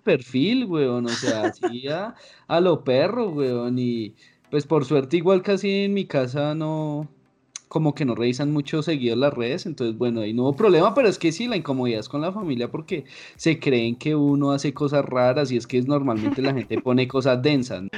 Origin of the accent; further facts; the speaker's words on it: Bogotá, Colombia; yo nací en Bogotá, todos mis hermanos, todos nacimos a, aquí